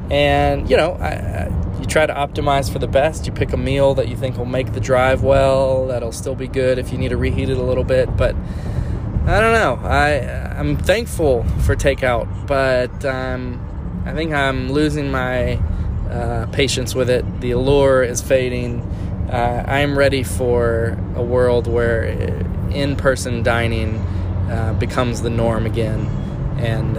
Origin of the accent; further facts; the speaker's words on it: South Louisiana, United States; I'm from South Louisiana and food is a way of life for us